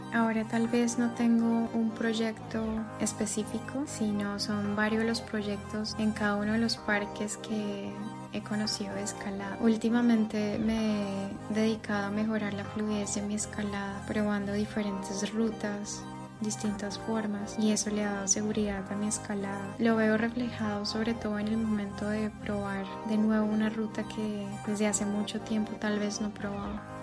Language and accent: Spanish; Bucaramanga, Santander, Colombia; soy de Bucaramanga, Santander.